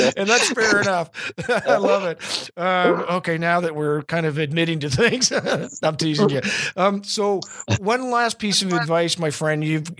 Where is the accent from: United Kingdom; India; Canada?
Canada; the Maritimes; as a Maritimer, I'm naturally going to be inclined to appreciate you and respect you.